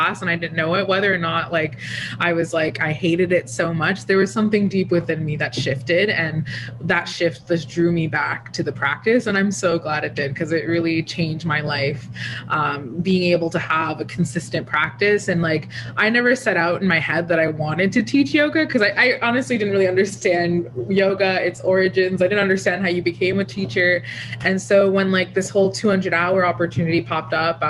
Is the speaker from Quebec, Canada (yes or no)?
no; Toronto, Ontario, Canada; also born or lived in Ottawa; I grew up in the Scarborough part of Toronto